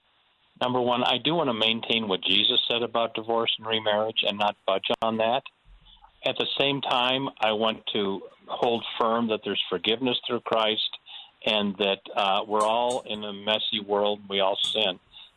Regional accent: Omaha, Nebraska, United States; moved away; the church I grew up in Omaha, partly grew up in, wonderful church

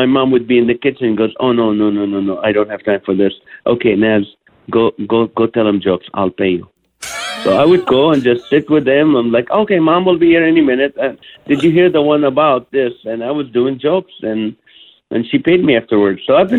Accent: Kuwait; also born or lived in Israel; But I was born in Israel. I flew in, you know, my parents moved to Kuwait at the age of 3.

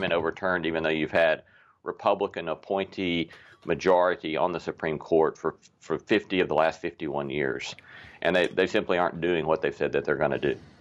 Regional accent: the South, United States; we Southerners

